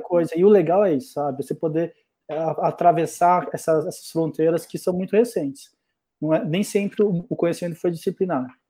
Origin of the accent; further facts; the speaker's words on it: Brazil; also born or lived in Germany / Londrina / Rio Claro / New Zealand; Eu não sou brasileiro, sou nascido na Alemanha, mas tampouco tenho pais alemães, meu pai é tcheco e minha mãe é brasileira. vivo no Brasil desde